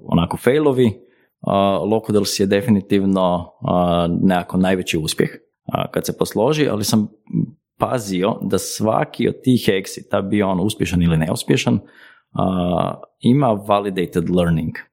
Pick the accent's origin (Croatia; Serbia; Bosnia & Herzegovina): Croatia; kod nas u Hrvatskoj